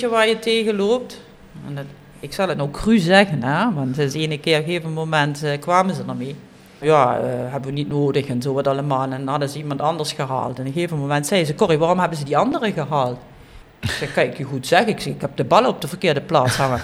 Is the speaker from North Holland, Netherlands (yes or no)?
no; Kerkrade, Limburg, Netherlands; Ik ben geboren in Kerkrade, op Calais